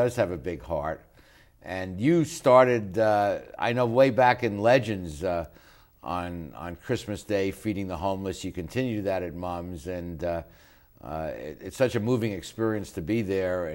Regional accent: New York, United States; now in Long Beach, United States; I come from New York, not Liverpool, but New York's also a very diverse city

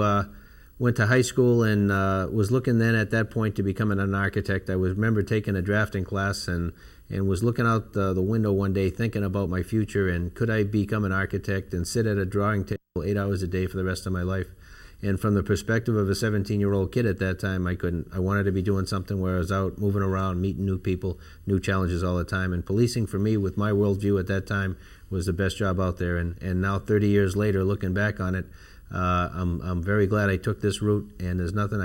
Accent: Boston, Massachusetts, United States; also born or lived in Ireland; now in Long Beach, United States; growing up in Boston in a public housing development down the street from Fenway Park

